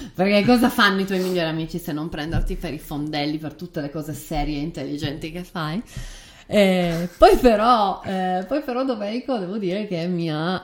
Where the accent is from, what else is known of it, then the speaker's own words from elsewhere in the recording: Turin, Piedmont, Italy; io sono nata e cresciuta a Torino nell'anno 1986